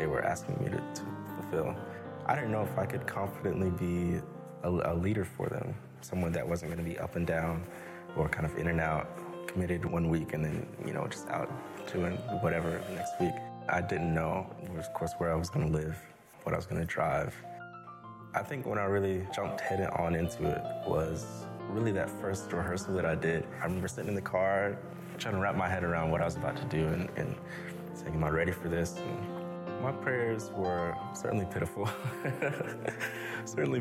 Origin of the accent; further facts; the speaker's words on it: Greensboro, North Carolina, United States; also born or lived in Chapel Hill, North Carolina; I was born in Chapel Hill, lived there until I was about 7 or 8, and my family moved to Greensboro.